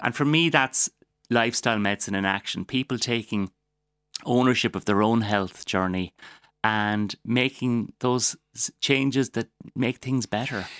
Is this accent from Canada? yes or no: no; Waterford, Munster, Ireland; I'm from Waterford. I'm very proud of the place I come from